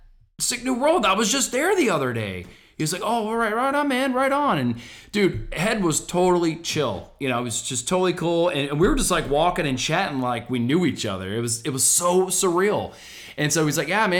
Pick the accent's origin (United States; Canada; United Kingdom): United States; Orlando, Florida